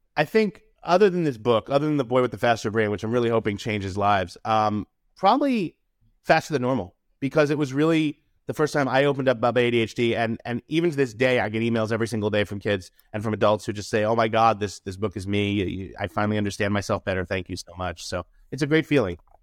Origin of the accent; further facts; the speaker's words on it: New York City, New York, United States; I grew up in New York City.